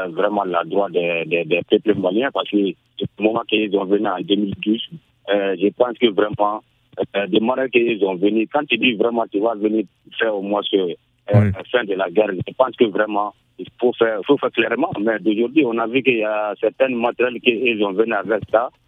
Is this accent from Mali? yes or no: yes; Mali; born or raised there; also born or lived in Côte d'Ivoire